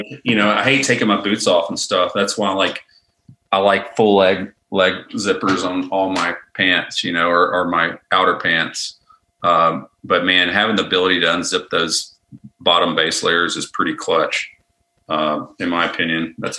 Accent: Arkansas, United States; I'm from Arkansas

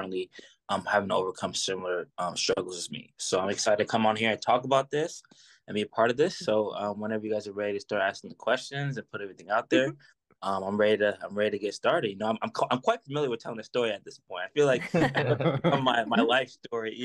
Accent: Providence, Rhode Island, United States; now in Lynnwood, United States; I'm originally from Providence, Rhode Island. I was born in Providence, Rhode Island

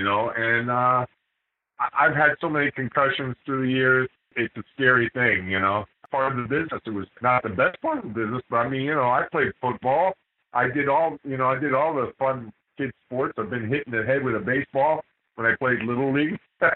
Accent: Miami, Florida, United States; I was born and raised down in Miami, Florida

